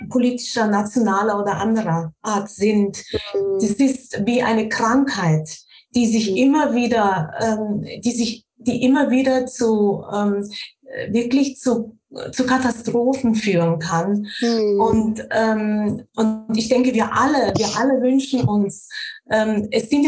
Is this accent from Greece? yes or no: no; Austria; ich bin wiederum in einem katholischen Umfeld aufgewachsen in Österreich